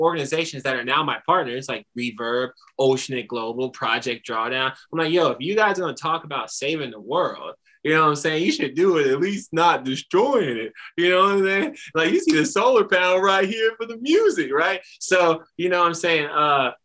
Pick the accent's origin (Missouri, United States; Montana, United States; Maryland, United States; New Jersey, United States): Missouri, United States; Kansas City; I dug into the entrepreneurial resources in my hometown